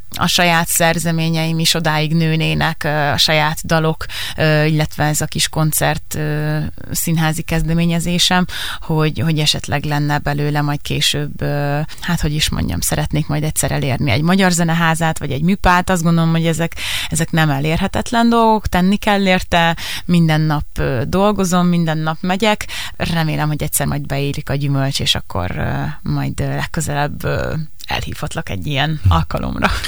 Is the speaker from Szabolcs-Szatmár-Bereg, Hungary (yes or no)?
yes; Szabolcs-Szatmár-Bereg, Hungary; moved away; én Szabolcs megyei vagyok, Szabolcs megyei szülött